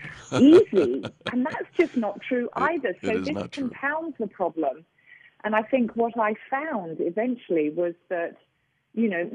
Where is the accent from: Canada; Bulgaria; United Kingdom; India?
United Kingdom; now in United States; I'm a Brit